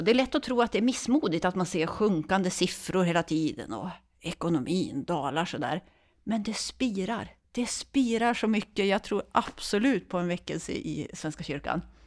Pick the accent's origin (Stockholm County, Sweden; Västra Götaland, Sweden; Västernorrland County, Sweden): Västernorrland County, Sweden; Örnsköldsvik; moved away as an adult; now in Uppsala, Sweden; Jag kommer från Övik från början, så jag är norrlänning.